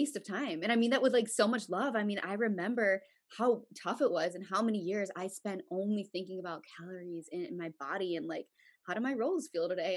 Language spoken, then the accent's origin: English; Chicago, Illinois, United States; I'm from Chicago, Illinois